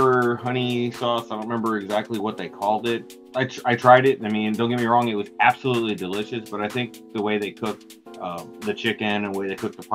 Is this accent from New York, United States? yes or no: no; Texas, United States; we're from Texas